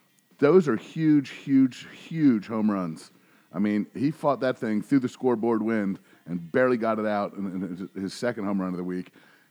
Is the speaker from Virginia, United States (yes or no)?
yes; Virginia Beach, Virginia, United States; growing up in the Virginia Beach area back in the day, didn't have Aprils like this